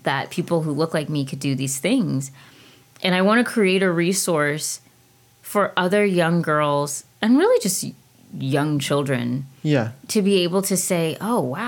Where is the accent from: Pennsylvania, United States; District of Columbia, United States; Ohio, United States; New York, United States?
District of Columbia, United States; Washington; moved away; also born or lived in Alexandria, Virginia / London / San Antonio; I was born and raised in D.C.